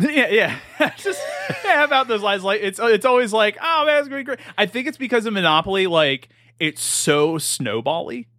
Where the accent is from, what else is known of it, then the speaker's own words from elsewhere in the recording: Glen Burnie, Maryland, United States; Growing up in Glen Burnie